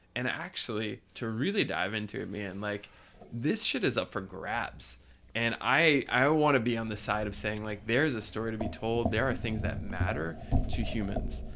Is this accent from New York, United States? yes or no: no; New Jersey, United States; I grew up in New Jersey